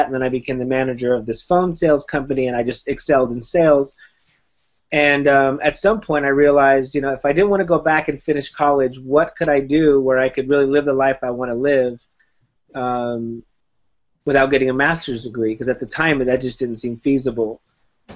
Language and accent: English; Miami, Florida, United States; moved away as an adult; also born or lived in Whittier, California; now in California, United States; I moved to California from Miami in 1995 when I was 19 years old